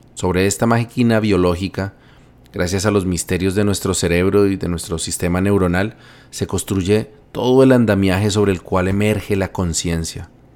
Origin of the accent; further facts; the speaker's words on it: Bogotá, Colombia; Bogotá, mi ciudad natal